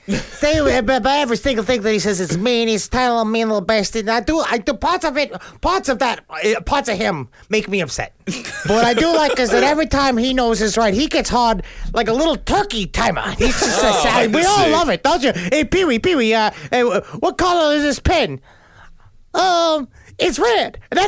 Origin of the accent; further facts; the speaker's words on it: New York City, New York, United States; when I was growing up in Queens